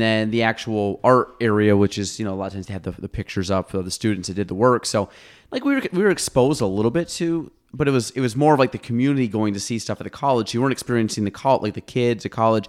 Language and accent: English; Chazy, New York, United States; I was from Chazy